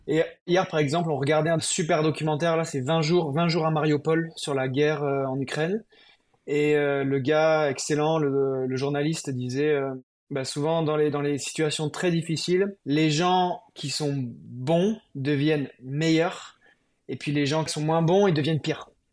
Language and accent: French; France